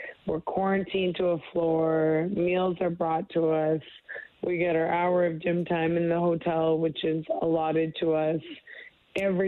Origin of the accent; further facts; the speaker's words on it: Canada; being a Canadian